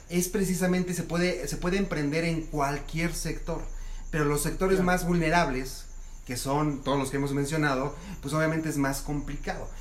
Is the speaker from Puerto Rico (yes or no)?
no; Mexico; como los mexicanos lo hacemos